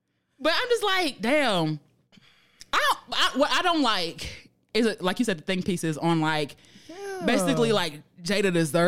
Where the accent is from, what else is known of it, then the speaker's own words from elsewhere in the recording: Philadelphia, Pennsylvania, United States; I'm still from Philly, West Philadelphia, born and raised. on the playground.